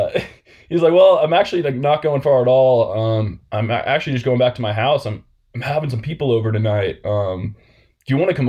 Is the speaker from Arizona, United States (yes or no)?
yes; Phoenix, Arizona, United States; I'm from Phoenix, Arizona. Like, that's where I was raised.